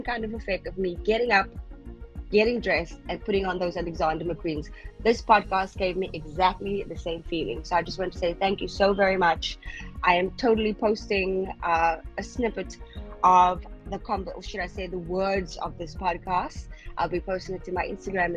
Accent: South Africa; now in Qatar; I'm from South Africa originally, but I am currently living in Qatar

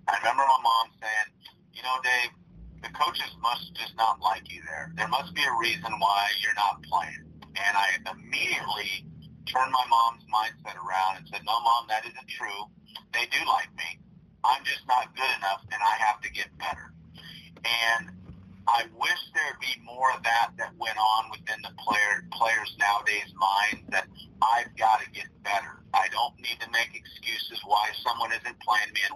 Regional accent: Cerritos, California, United States; I was a local product, as you said. I grew up in Cerritos, prepped at Cerritos High School

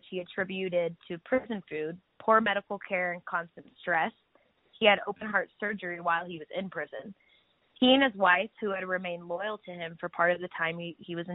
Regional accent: Florida, United States; we grew up in Florida

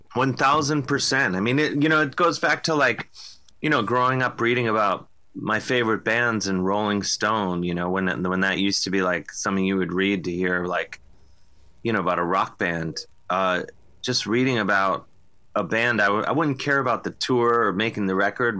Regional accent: Cleveland, Ohio, United States; now in New York, United States; growing up in Cleveland

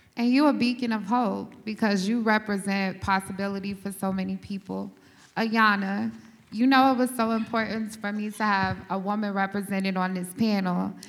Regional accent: Dallas, Texas, United States; also born or lived in Dayton, Ohio; I'm originally from Dayton, Ohio, grew up in Dallas, Texas

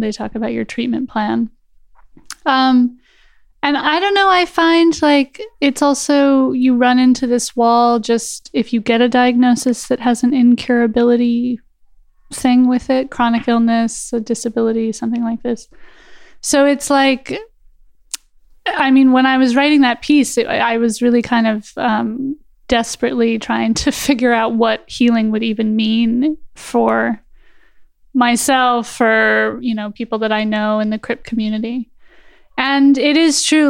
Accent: Los Angeles, California, United States; moved away as an adult; now in Germany; I'm born and raised in Los Angeles and lived there my entire life.

